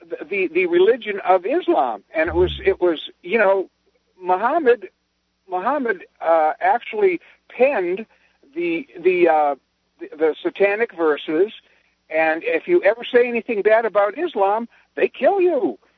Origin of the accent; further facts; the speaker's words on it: United States; I'm an American unashamedly